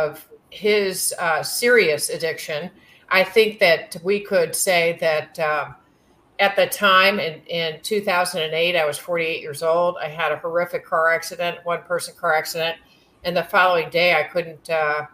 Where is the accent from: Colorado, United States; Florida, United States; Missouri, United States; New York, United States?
Missouri, United States; St. Louis; I grew up in St. Louis, Missouri, with a family that was primarily from Jefferson City, Missouri